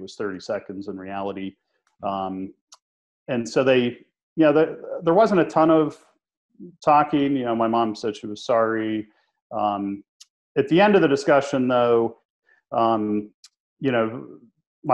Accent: Pittsburgh, Pennsylvania, United States; We grew up in Pittsburgh, Pennsylvania

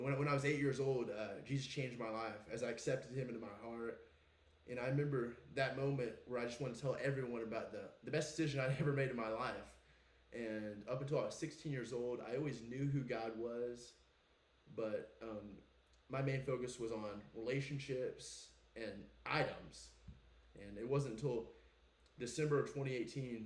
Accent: Oklahoma, United States; I'm from Owosso, Oklahoma.

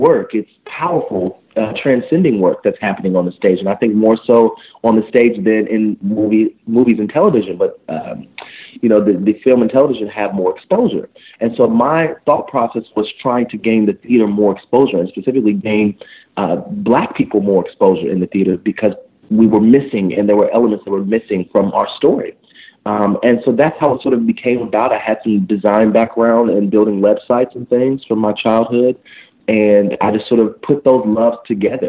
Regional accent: Indiana, United States; I'm from Indiana, and I was the only black male musical theater major in my class

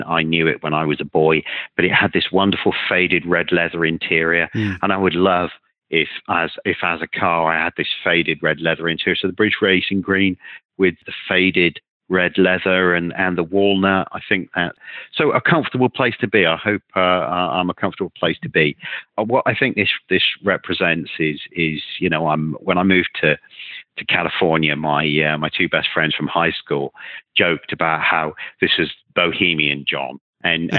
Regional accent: United Kingdom; I'm British

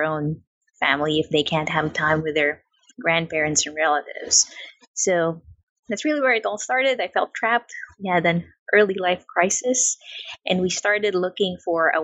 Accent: Philippines; also born or lived in New Zealand; now in Florida, United States; I was actually born in the Philippines, and then my family decided to move to New Zealand. So I lived there for about 6 or 7 years

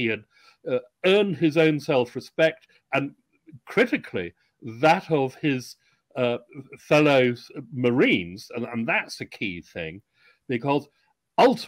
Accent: United Kingdom; I'm British, ex-Royal Navy, I have some American blood

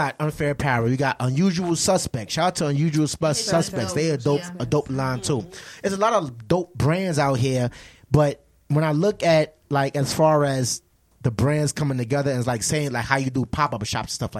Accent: New York, United States; now in Charlotte, United States; I'm originally from New York

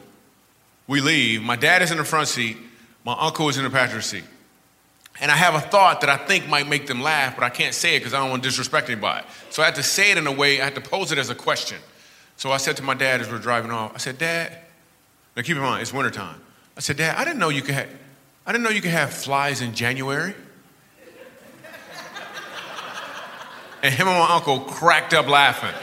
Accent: Michigan, United States; I grew up in Michigan

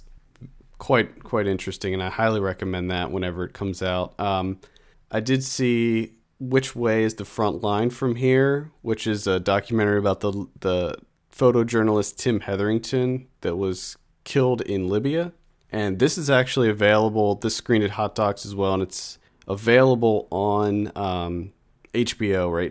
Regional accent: York, Pennsylvania, United States; my hometown of York, Pennsylvania

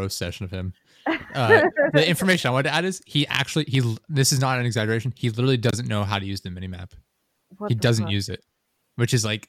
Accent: Pennsylvania, United States; I'm also from Pennsylvania.

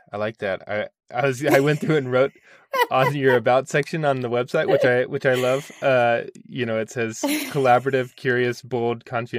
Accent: McPherson, Kansas, United States; I'm from McPherson, Kansas, yeah.

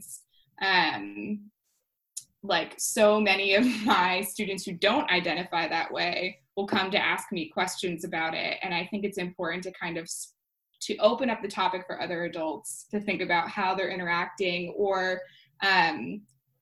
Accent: Connecticut, United States; We are Connecticut broads

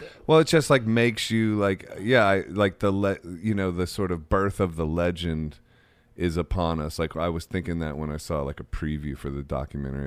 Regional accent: Midwest, United States; I grew up in the Midwest

